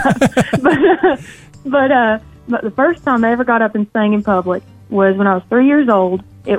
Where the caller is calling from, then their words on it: Bristol, United States; also born or lived in Nashville, Tennessee; I'm calling in from the birthplace of country music down here in Bristol, Virginia/Tennessee, right here on the border. I'm kind of go between here and Nashville.